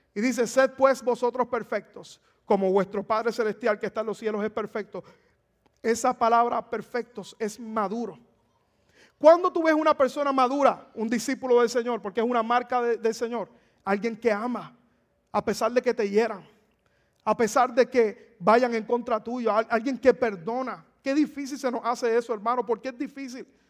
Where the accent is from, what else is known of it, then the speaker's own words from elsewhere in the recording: Puerto Rico; moved away; en mi país, en Puerto Rico